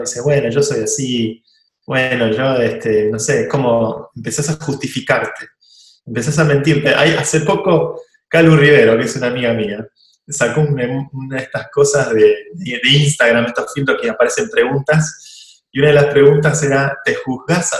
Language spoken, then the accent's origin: Spanish; Argentina; yo soy muy argentino